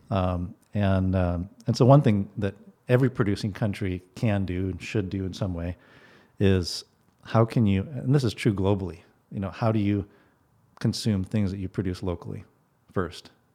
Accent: Guatemala; now in Bellingham, United States; I grew up in Guatemala

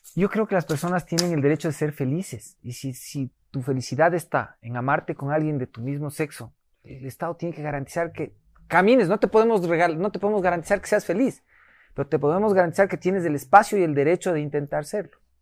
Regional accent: Ecuador; los ecuatorianos somos cariñosos

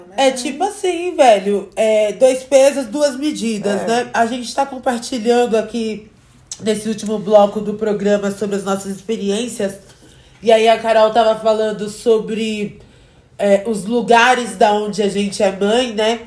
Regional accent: Francisco Morato, São Paulo, Brazil; eu sou lá de Francisco Morato

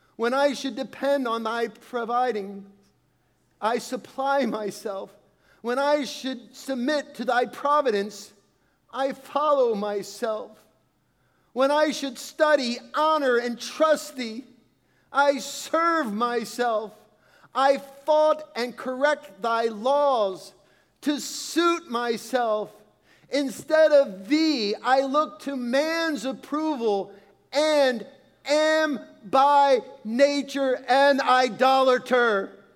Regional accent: Califon, New Jersey, United States; Growing up in Califon, we had this neighbor

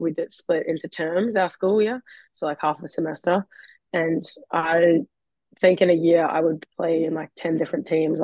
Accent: Melbourne, Victoria, Australia; moved away as an adult; now in Auckland, New Zealand; I was born in Melbourne, Australia

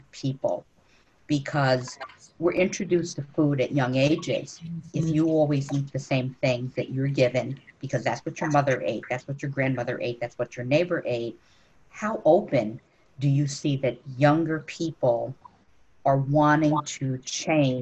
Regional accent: New York, United States; now in Cleveland, United States; I grew up in Queens

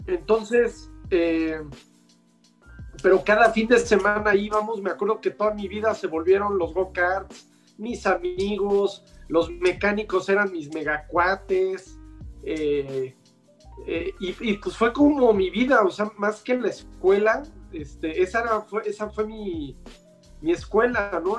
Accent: Mexico; a mí me dio la oportunidad el ingeniero Oliveras como mexicano

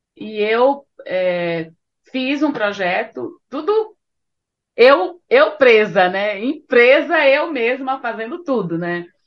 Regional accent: Bahia, Brazil; now in São Paulo, Brazil; sendo baiana

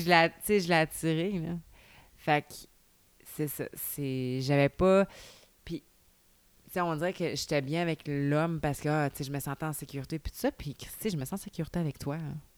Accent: Saint-Raymond, Quebec, Canada; now in Saint-Gabriel-de-Valcartier, Canada; Saint-Ramon, tu sais, c'est ma ville natale.

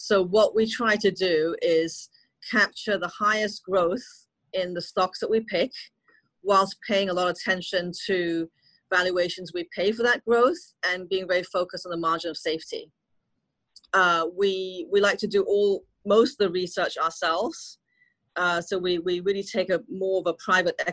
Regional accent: Hong Kong; moved away as an adult; also born or lived in Beijing, China / London, United Kingdom / United States; I'm born and raised in Hong Kong

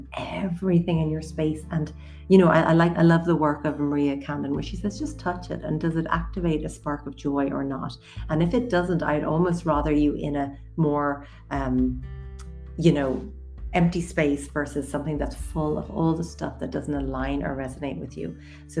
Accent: Leinster, Ireland; I'm actually born and raised in Wicklow area, and I really spent a lot of my childhood with really deep connection and reverence to the land.

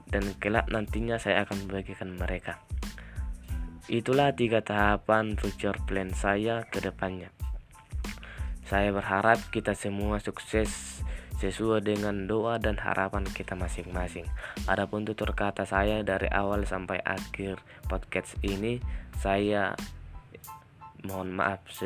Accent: North Sumatra, Indonesia; Alamat saya dari Parik Matia, Desa Situluama, Kecamatan Payajulu, Kabupaten Tapanuli Utara, Provinsi Sumatera Utara.

